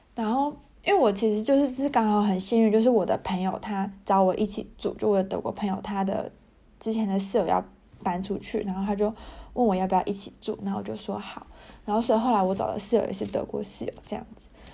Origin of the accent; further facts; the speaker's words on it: Taiwan; moved away as an adult; now in Germany; 我们台湾人